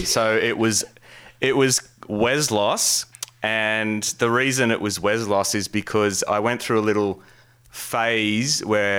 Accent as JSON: {"language": "English", "town": "Campbelltown", "region": "New South Wales", "country": "Australia", "tie": "born or raised there", "said": "we had this alternative record store near where I was growing up in Campbelltown."}